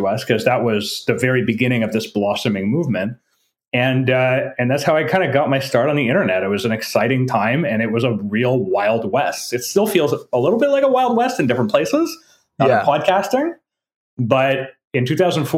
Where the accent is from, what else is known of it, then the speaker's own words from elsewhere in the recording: French part of Canada, Quebec, Canada; first language French; English is a second language; I was brought up in French part of Canada, right? French is my first language